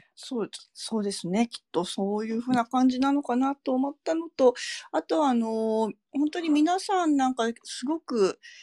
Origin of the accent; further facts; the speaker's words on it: Hiroshima, Japan; now in Iwaki, Japan; 自分広島で育ってるから